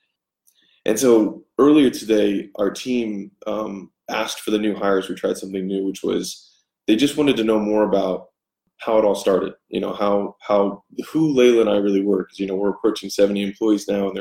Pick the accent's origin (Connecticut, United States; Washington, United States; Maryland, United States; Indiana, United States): Maryland, United States; Baltimore; moved away as an adult; also born or lived in Inland Empire, California; I'm from Baltimore